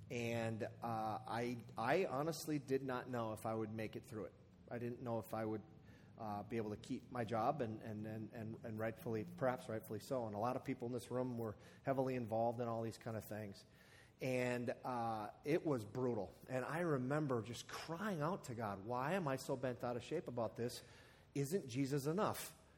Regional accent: Midwest, United States; We're from the Midwest and we're humble too.

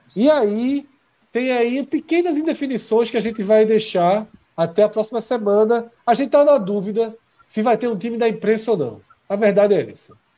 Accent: Olinda, Pernambuco, Brazil; a gente vem de Olinda

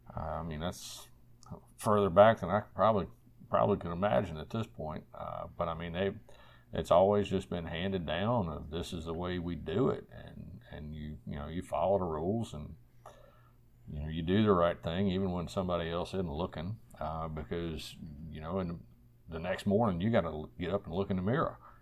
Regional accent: Central Virginia, United States; I'm a native Virginian, born and raised in Central Virginia.

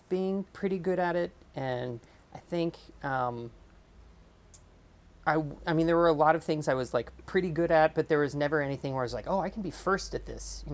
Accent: Stillwater, Oklahoma, United States; I grew up in Stillwater, Oklahoma, which is one middle school, one junior high, one high school town.

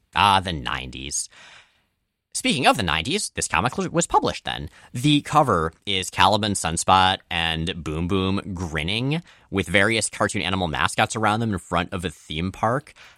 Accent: Florida, United States; we grew up in Florida.

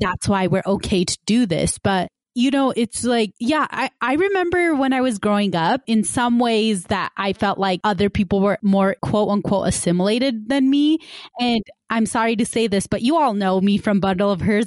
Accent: West Valley City, Utah, United States; I grew up in West Valley City, which is, you know, considered a quote unquote more diverse, ethnically and racially diverse city in Utah

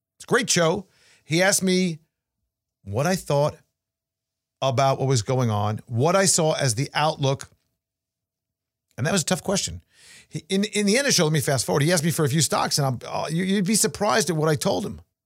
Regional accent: New York, United States; as a New Yorker

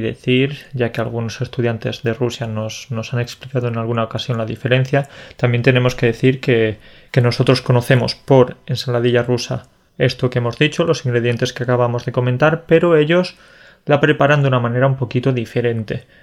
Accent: Andalusia, Spain; soy, del sur, soy de Andalucía

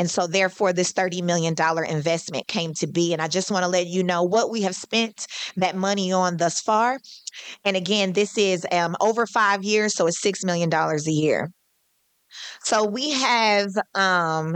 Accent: Kansas City, Missouri, United States; I was raised in Oak Park and I still live there

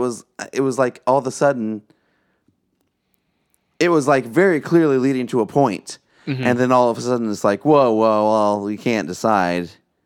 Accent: Illinois, United States; from Midwest. We're from Illinois. There's a lot of connections there.

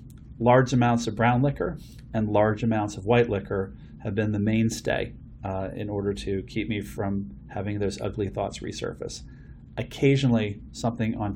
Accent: Philadelphia, Pennsylvania, United States; When I was growing up in Philadelphia

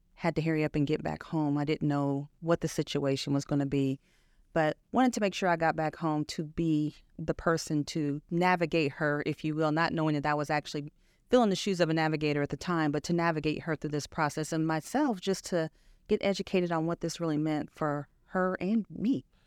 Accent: Chicago, Illinois, United States; moved away as an adult; also born or lived in Wichita, Kansas; I grew up in Illinois. I actually lived in Chicago for quite some time, went to high school there

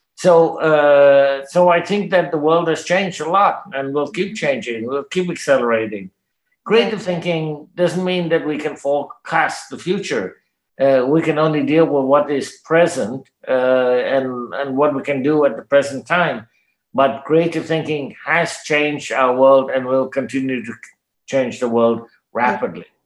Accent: Canada; I'm a Canadian, I speak English

